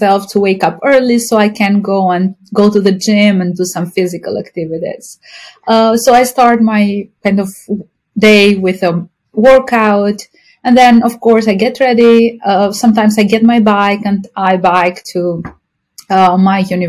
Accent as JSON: {"language": "English", "country": "Albania", "moved": "as an adult", "lives_now": "Hoboken, United States", "said": "I'm from Albania, a European country close to Greece"}